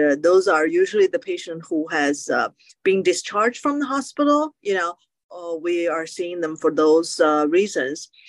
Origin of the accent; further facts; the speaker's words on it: China; now in United States; I grew up in China and I was exposed to acupuncture